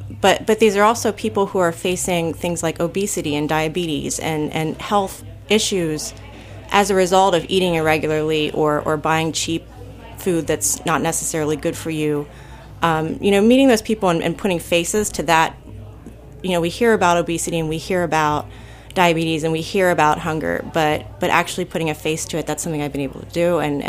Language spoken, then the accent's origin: English; Pennsylvania, United States; I'm from Pennsylvania. I'm actually German. Yeah, I'm like those people who came in like the 1760s.